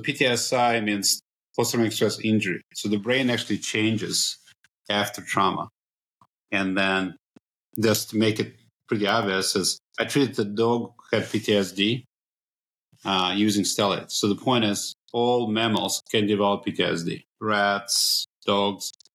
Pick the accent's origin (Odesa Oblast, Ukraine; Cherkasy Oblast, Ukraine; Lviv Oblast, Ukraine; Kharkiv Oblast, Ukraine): Cherkasy Oblast, Ukraine; Cherkasy; moved away; I was born in Cherkasy, which is outside Kiev.